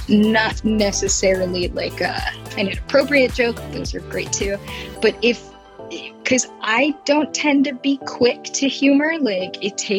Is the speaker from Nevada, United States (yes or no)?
no; Pittsburgh, Pennsylvania, United States; I am from Pittsburgh, Pennsylvania.